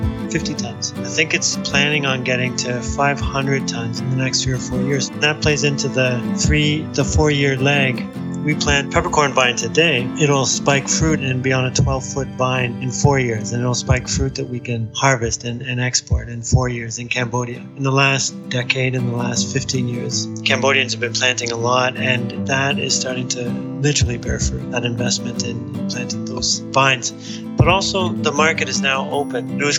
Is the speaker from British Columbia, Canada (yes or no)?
no; Toronto, Ontario, Canada; moved away; also born or lived in Washington, D.C.; We have lived in Toronto for 8 years. I grew up in Toronto, but left a long time ago. Luis and I met in Washington, D.C.